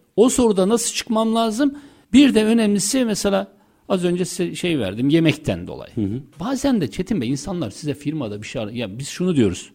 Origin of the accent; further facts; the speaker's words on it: Istanbul, Turkey; ben turist değilim. Zaten biliyorum İstanbulluyum.